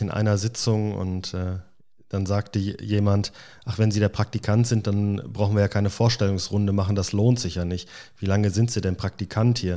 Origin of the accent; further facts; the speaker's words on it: Balve, North Rhine-Westphalia, Germany; also born or lived in Ireland; Ich bin ja in Balve aufgewachsen, also komme aus dem Sauerland ähm, und hatte im Prinzip gehofft, dass ich von der grünen Insel Irland zurück ins grüne Sauerland komme